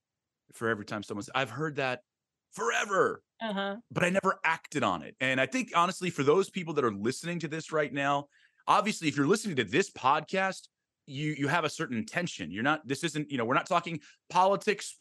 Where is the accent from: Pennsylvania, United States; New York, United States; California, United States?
New York, United States; Long Island; I grew up here in Long Island